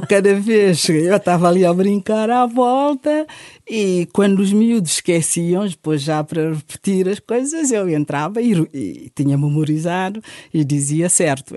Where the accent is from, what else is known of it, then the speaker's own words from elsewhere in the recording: Guinea-Bissau; also born or lived in Bissau / Fulacunda; now in Portugal; Eu nasci na Guiné-Bissau, num contexto familiar